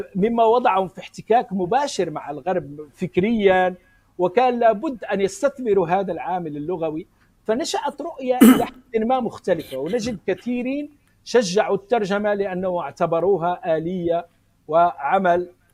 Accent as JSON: {"language": "Arabic", "country": "Morocco", "also_born_or_lived": "Spain", "said": "انا من المغرب ولكني درست في اسبانيا مده"}